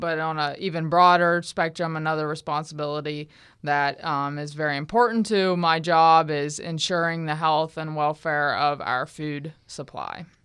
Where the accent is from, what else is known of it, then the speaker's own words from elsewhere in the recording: Southwest Pennsylvania, United States; moved away as an adult; also born or lived in Morgantown, West Virginia / Virginia; now in Florida, United States; I'm originally from Southwest Pennsylvania. Um, I grew up on a farm there